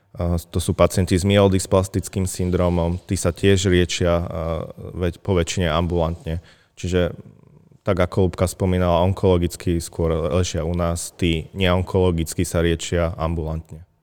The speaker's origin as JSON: {"language": "Slovak", "town": "Vranov nad Topľou", "region": "Prešov Region", "country": "Slovakia", "tie": "born or raised there", "moved": "as an adult", "lives_now": "Martin, Slovakia", "said": "No, ja som východňar v prvom rade. Pochádzam z krásnej obce Vranov na Toplov"}